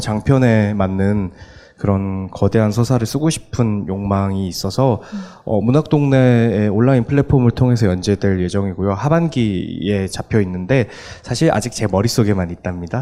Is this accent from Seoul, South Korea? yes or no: no; Daegu, South Korea; 제 고향이었던 수성못이라는 곳이 있어요, 대구에.